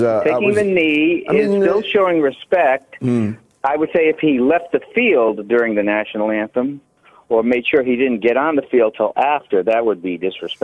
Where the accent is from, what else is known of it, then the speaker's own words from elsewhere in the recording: United States; now in Bahamas; Well, I'm obviously American, I'm also British, but I'm calling up as an American.